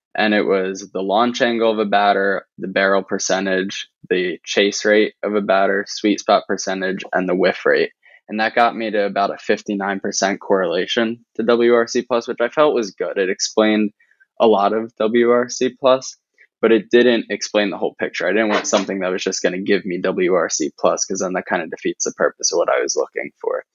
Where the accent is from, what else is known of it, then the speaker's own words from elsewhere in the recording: New Jersey, United States; I grew up in South Jersey, so right outside of Philly